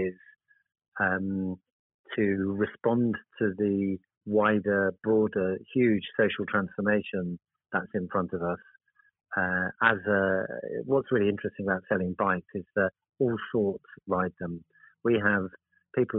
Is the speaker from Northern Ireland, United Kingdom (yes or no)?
no; Cornwall, South West England, United Kingdom; also born or lived in Oxford; now in Birmingham, United Kingdom; I am actually Cornish, that's where my home is.